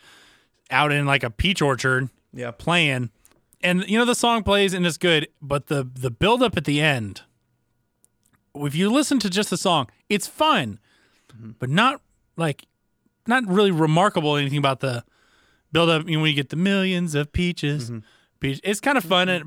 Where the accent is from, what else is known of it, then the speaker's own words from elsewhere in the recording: the South, United States; I grew up in the South